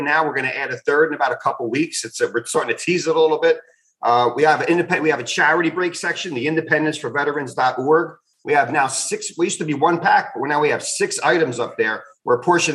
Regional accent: New Jersey, United States; it's in Atlantic City, my hometown of Jersey.

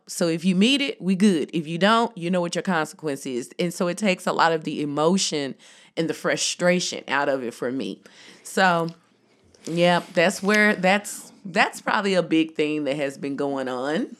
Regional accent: Jackson, Tennessee, United States; I'm from Tennessee and growing up, everybody went to Baptist church

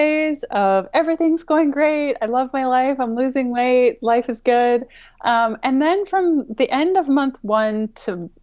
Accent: Canada; I'm Canadian

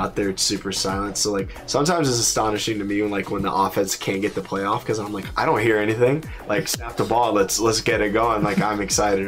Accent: Austin, Texas, United States; moved away as an adult; also born or lived in Nashville, Tennessee; now in Provo, United States; I'm from Austin, Texas

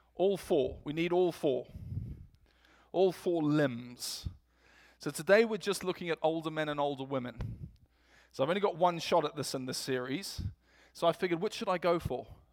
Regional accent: England, United Kingdom; accent: English; moved away; my English accent

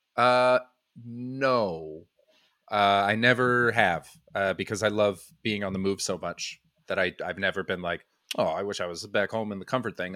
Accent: Vancouver, British Columbia, Canada; moved away as an adult; also born or lived in Brighton / Montreal; now in United Kingdom; I'm from Vancouver. Well, just outside

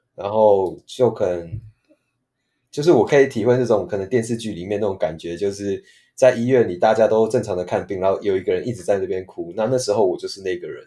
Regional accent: Taipei, Taiwan; also born or lived in Kaohsiung; 毕竟我是台北人

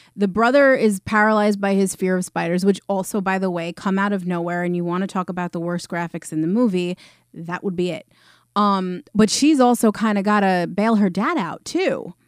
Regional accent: New York, United States; I'm from New York

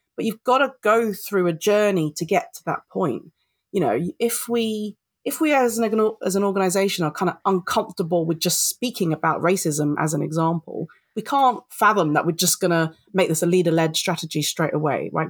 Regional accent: London, United Kingdom; I'm British born Filipino, I'm a Londoner

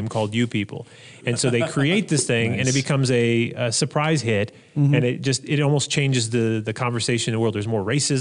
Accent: United States; I'm an American

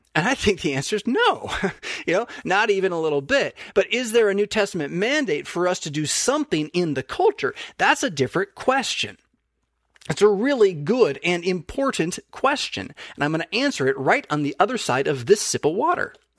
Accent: United States; as a United States citizen

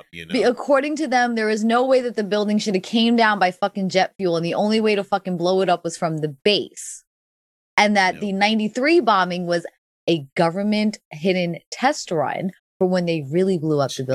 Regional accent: New York City, New York, United States; now in Bible Belt, United States; growing up in New York City

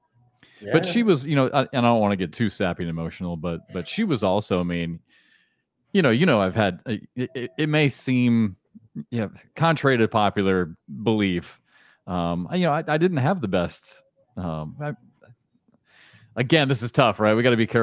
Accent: Iowa City, Iowa, United States; I grew up in Iowa City, so I grew up in the same place

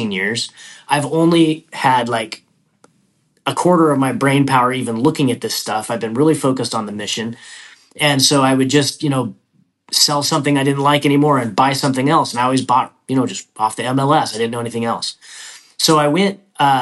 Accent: Idaho, United States; moved away as an adult; I was born and raised in Idaho, and that's where I started investing

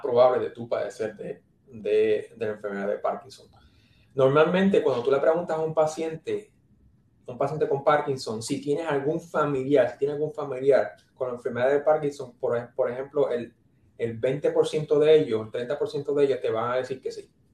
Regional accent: San Juan, Puerto Rico; moved away as an adult; also born or lived in New York, United States / New Jersey, United States / Cleveland, Ohio, United States / Nebraska, United States; now in Tennessee, United States; soy, me crié y nací en San Juan, Puerto Rico, Trujillo Alto, San Juan

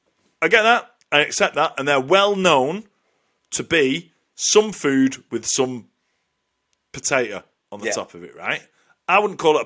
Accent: Lancashire, North West England, United Kingdom; as a northerner, we love our pies, and I'm only saying that because I'm from Lancashire

